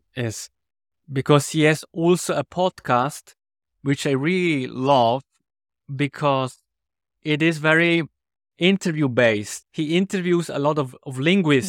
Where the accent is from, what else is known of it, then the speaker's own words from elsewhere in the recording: Switzerland; English is a second language; we have a lot of different dialects in Switzerland